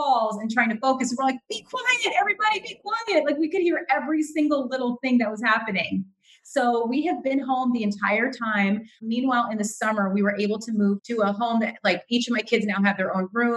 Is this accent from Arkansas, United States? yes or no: no; California, United States; moved away as an adult; also born or lived in New York; now in New Jersey, United States; I'm originally from California. That's where I went to UC Berkeley, a UC just like similar to you. And I grew up in California